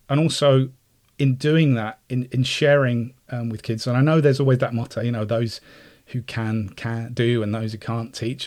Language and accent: English; Cyprus; moved away; I was also in Cyprus as well, I grew up in Cyprus